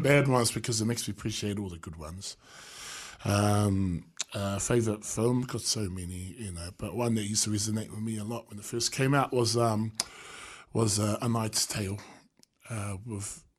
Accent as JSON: {"language": "English", "region": "Wellington", "country": "New Zealand", "tie": "born or raised there", "said": "born and bred in Newtown"}